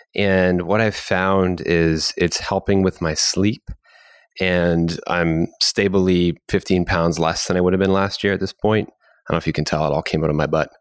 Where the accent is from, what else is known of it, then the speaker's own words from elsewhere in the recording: Canada; as a Canadian